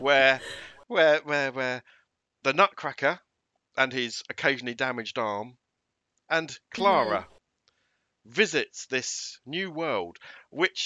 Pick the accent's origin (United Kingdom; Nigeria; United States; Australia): United Kingdom